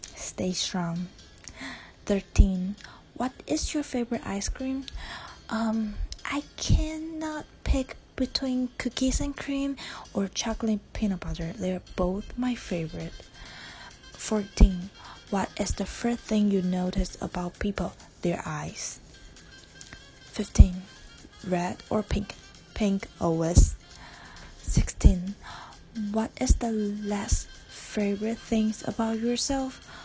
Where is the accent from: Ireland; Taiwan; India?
Taiwan; English is a second language; I am Taiwanese and uh, English is not my first language